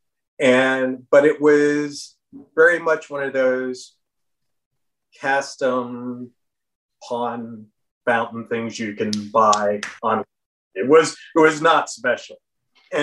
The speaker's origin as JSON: {"language": "English", "region": "Florida", "country": "United States", "tie": "born or raised there", "moved": "yes", "said": "I grew up in Florida"}